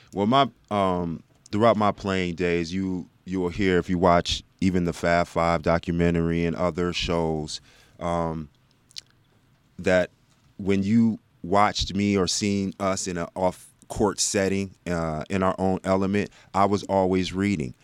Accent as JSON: {"language": "English", "region": "Texas", "country": "United States", "tie": "born or raised there", "also_born_or_lived": "South Bend, Indiana"}